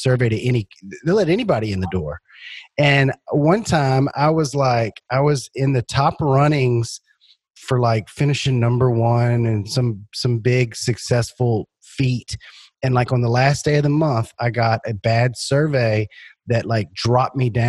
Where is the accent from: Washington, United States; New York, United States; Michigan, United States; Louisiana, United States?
Louisiana, United States; I'm from Louisiana